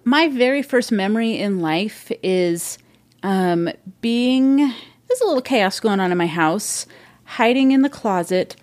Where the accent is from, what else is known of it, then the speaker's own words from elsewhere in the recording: Modesto, California, United States; moved away as an adult; now in Seattle, United States; I grew up in California, Central California, Modesto